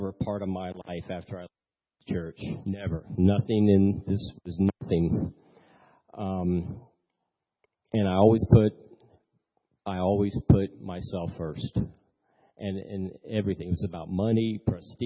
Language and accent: English; Maitland, Florida, United States; also born or lived in Lakeland, Florida; I was born in Lakeland. I moved up here in 1970, and we came to this church.